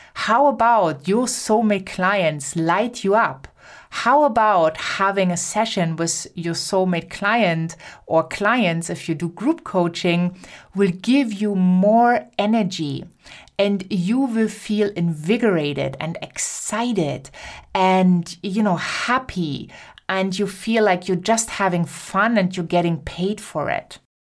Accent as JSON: {"language": "English", "country": "Germany", "accent": "German", "second_language": "English", "said": "my German accent"}